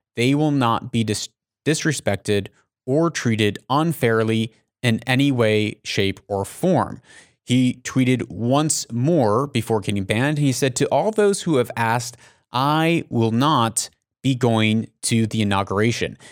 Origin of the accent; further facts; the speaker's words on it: United States; I'm an American